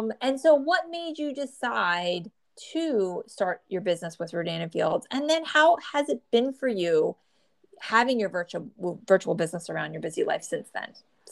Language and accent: English; New Jersey, United States; born or raised there